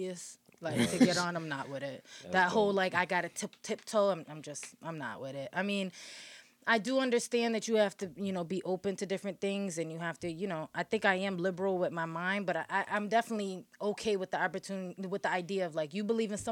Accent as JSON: {"language": "English", "town": "Hartford", "region": "Connecticut", "country": "United States", "tie": "born or raised there", "also_born_or_lived": "New York", "moved": "as an adult", "said": "born and raised in Hartford"}